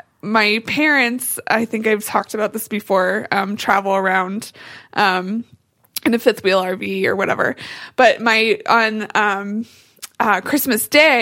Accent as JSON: {"language": "English", "town": "Mercer", "country": "United States", "tie": "born or raised there", "moved": "yes", "lives_now": "Boulder, United States", "said": "my hometown of Mercer and look at it lovingly, even though I live in Boulder now."}